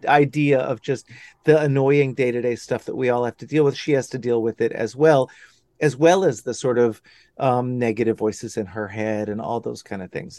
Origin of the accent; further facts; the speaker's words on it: Dallas, Texas, United States; moved away as an adult; also born or lived in Austin, Texas / Los Angeles; now in Hudson Valley, United States; I grew up in Dallas. I grew up in, in old, good old Dallas.